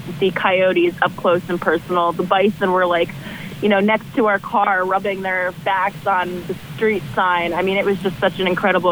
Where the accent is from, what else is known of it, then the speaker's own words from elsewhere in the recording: Rutgers area, New Jersey, United States; we're both from New Jersey, both from Central Jersey. I'm from right around Rutgers area